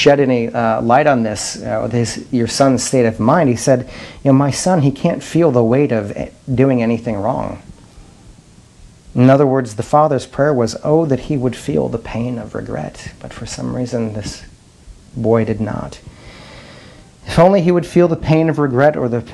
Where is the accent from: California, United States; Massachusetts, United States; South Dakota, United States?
South Dakota, United States; Madison; moved away; in Madison, my hometown